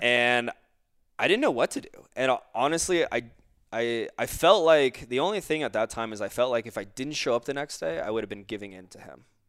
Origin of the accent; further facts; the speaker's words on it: Florida, United States; I grew up in Florida